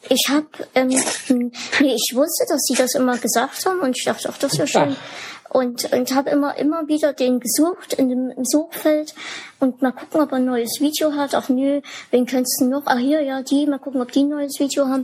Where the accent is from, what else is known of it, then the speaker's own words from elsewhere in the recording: Germany; bei uns in Deutschland